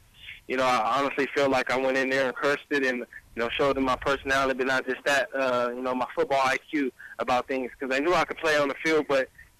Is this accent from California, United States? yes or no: yes; Stockton, California, United States; moved away as an adult; also born or lived in Oregon; I come from Stockton, California